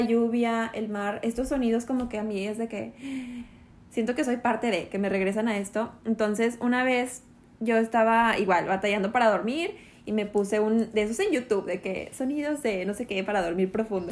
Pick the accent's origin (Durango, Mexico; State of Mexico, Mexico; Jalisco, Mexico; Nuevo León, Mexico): Nuevo León, Mexico; Monterrey; moved away as an adult; now in Mérida, Mexico; yo soy de Monterrey, vivíamos allá en Monterrey